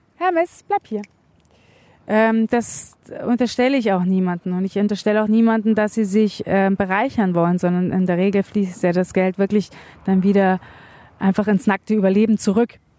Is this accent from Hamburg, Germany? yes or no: no; Munich, Bavaria, Germany; in der Großstadt, ich komme aus München